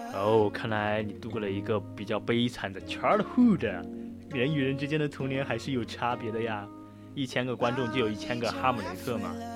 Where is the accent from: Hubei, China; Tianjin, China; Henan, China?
Henan, China; 因为我是在河南那边长大的嘛，对我而言，秋天就是麦浪滚滚